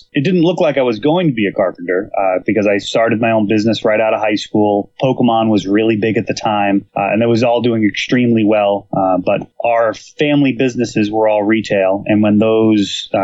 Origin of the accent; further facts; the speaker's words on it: Millis, Massachusetts, United States; also born or lived in Medway, Massachusetts; I grew up in Millis, Massachusetts